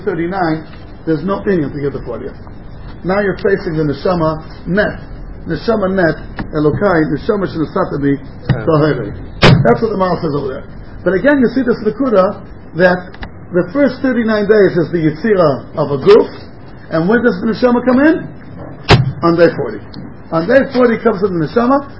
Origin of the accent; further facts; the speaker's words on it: United States; moved away; I grew up in America